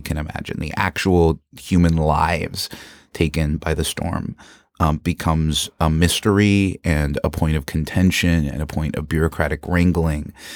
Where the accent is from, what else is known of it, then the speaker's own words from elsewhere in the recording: Florida, United States; I grew up in Florida, so hurricanes were an annual threat for me.